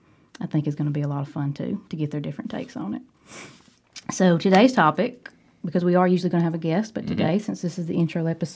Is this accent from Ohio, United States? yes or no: no; Cordova, Alabama, United States; Drew and I should say that we are both from Cordova.